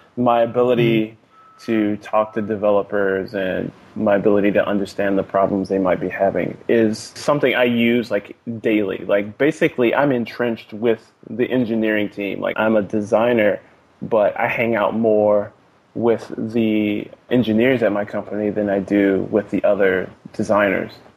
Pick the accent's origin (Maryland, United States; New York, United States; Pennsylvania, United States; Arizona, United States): Maryland, United States; Fort Washington; now in Oakland, United States; spent most of my life in Fort Washington, Maryland